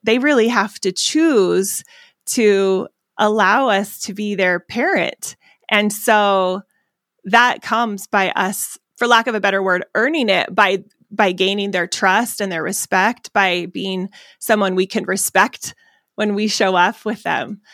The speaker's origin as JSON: {"language": "English", "town": "Phoenix", "region": "Arizona", "country": "United States", "said": "I'm from Arizona"}